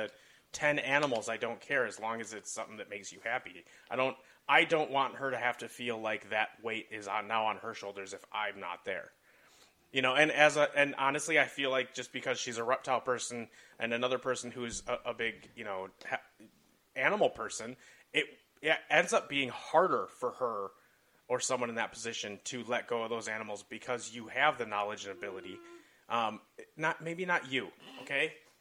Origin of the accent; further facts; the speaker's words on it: Rock River, Wisconsin, United States; growing up around the Rock River up in Wisconsin